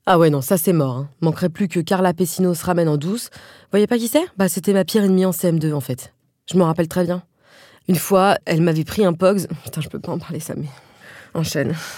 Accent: France; comme je suis pas du tout américaine, en tant que française

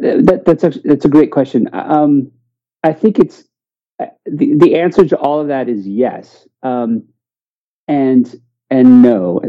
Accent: St. Louis, Missouri, United States; also born or lived in Memphis, United States / Washington, D.C., United States; I am an American, and I guess I'm cisgendered, I'm white, I'm kind of a heteronormative guy. I'm from St. Louis, Missouri, because of my dad's work, we moved around quite a bit.

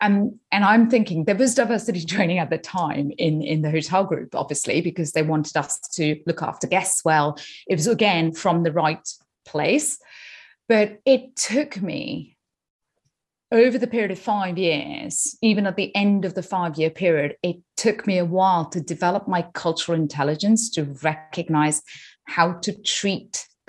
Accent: India; moved away; So I'm from India originally. I've lived outside in 5 or 6 countries around the world.

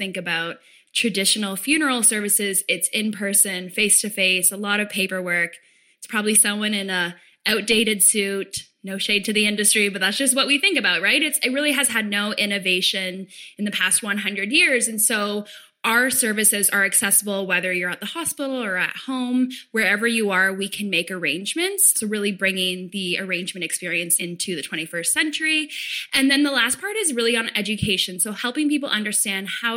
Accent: small town outside Toronto, Ontario, Canada; I grew up in what at the time was a pretty small town just outside of Toronto, about an hour outside of Toronto.

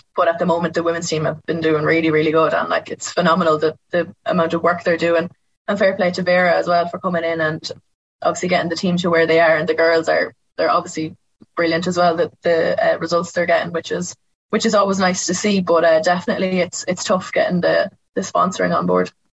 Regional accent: Roscommon, Connacht, Ireland; I'm from Roscommon

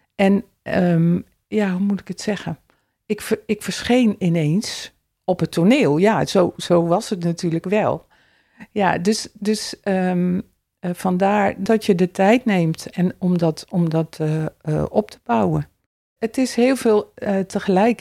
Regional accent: Elst, Gelderland, Netherlands; Elst is mijn geboortedorp

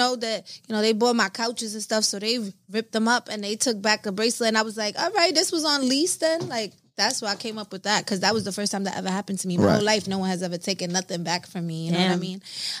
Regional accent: New York, United States; I'm from New York.

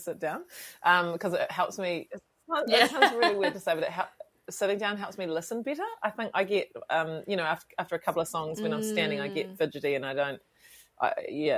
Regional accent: Westport, West Coast, New Zealand; moved away; I grew up on a farm outside of about 10 k's outside of Westport at a tiny little place called Cape Falwind

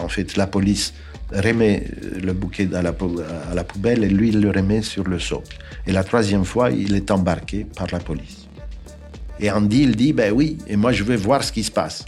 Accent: Bucharest, Romania; moved away; Je suis né en 1951 à Bucarest, en Roumanie

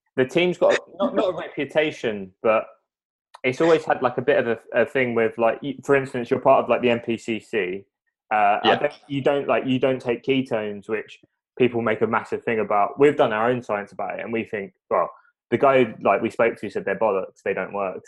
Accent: United Kingdom; being British

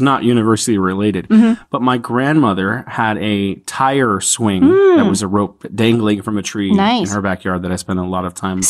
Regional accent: San Francisco, California, United States; moved away as an adult; also born or lived in South Korea; now in Wuhan, China; I am from San Francisco, California in the United States, although I am now living here in beautiful Wuhan, China, and you can call me by my Chinese name if you prefer

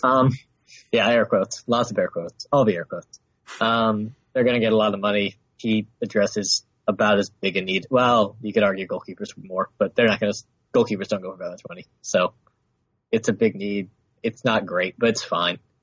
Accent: United States; I'm American and an Arsenal fan

